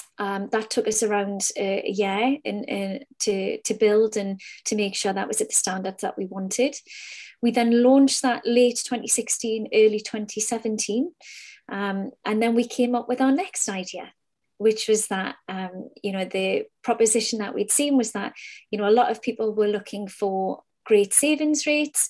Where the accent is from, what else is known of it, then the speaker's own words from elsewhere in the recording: Newcastle upon Tyne, North East England, United Kingdom; The company started out of Newcastle upon Tyne. My accent betrays me.